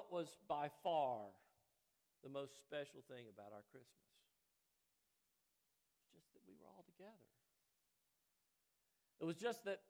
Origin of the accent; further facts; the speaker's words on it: Chattanooga, Tennessee, United States; I grew up in Brainerd near the airport.